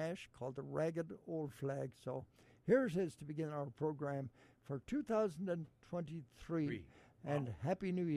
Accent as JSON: {"language": "English", "town": "Ballina", "region": "Connacht", "country": "Ireland", "tie": "born or raised there", "moved": "yes", "lives_now": "Cleveland, United States", "said": "my hometown of Ballina"}